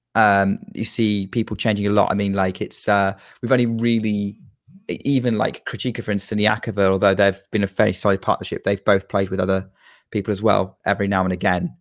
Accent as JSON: {"language": "English", "country": "United Kingdom", "said": "I am a Brit"}